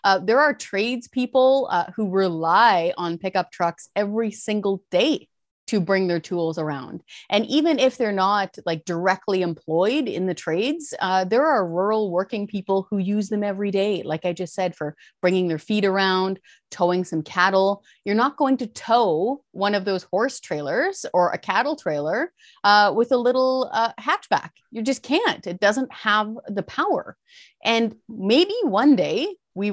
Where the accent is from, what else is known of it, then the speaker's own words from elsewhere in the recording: Fraser Canyon, British Columbia, Canada; I was raised in the Fraser Canyon. My family all drive pickup trucks, all blue collar, working with their hands.